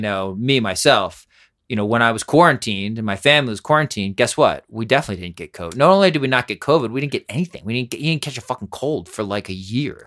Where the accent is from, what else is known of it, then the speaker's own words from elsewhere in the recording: Pennsylvania, United States; moved away; also born or lived in New York; I grew up in Pennsylvania, but sort of a New Yorker.